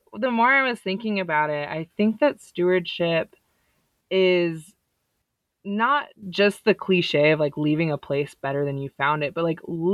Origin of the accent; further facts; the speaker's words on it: San Diego, California, United States; moved away as an adult; also born or lived in Texas / Idaho; I grew up in San Diego, California